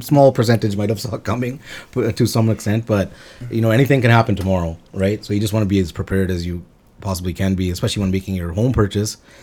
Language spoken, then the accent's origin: English; Quesnel, British Columbia, Canada; now in Surrey, Canada; was born and raised in Cornell, British Columbia, and we moved out here in the early two thousands